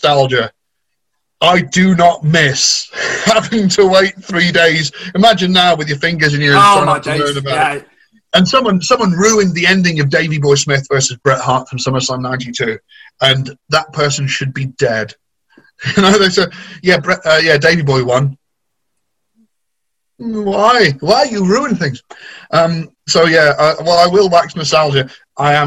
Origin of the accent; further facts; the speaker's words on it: near Cheddar, Somerset, South West England, United Kingdom; moved away; I used to live in Somerset. I grew up near Cheddar